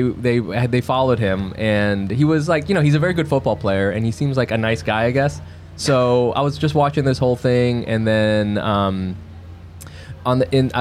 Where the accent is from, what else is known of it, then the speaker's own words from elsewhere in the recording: Texas, United States; also born or lived in California; now in New York City, United States; I grew up in Texas